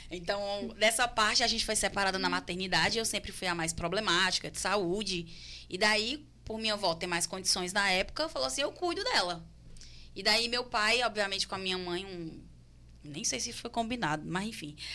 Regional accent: Juazeiro do Norte, Ceará, Brazil; also born or lived in Fortaleza, Ceará; Não fui criada em Fortaleza, fui criada no interior, em Juazeiro do Norte, mas a gente tava na Serrinha até um dia desse, né, era, Diogo? Era, até, até um ano e meio atrás a gente estava na Serrinha em Fortaleza.

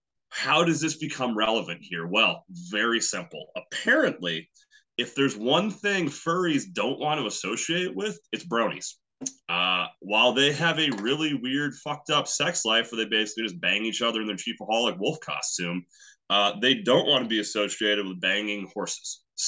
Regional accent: Kansas City, Missouri, United States; I was born in Kansas City, Missouri

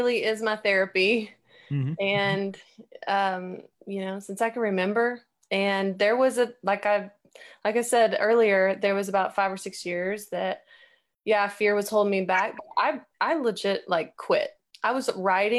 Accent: Texas, United States; I am from Texas

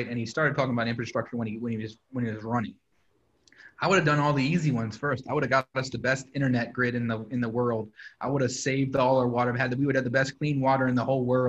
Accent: Kent Island, Maryland, United States; also born or lived in New York; now in Baltimore, United States; I grew up on Ken Island

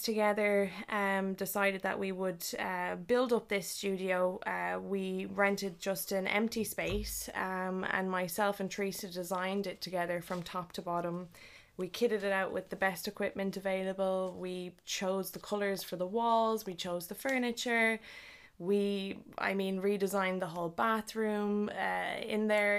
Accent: Leixlip, County Kildare, Ireland; our, uh, local area where we grew up in League Slip.

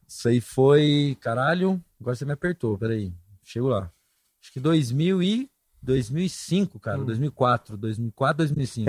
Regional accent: Goiás, Brazil; moved away as an adult; also born or lived in São Paulo

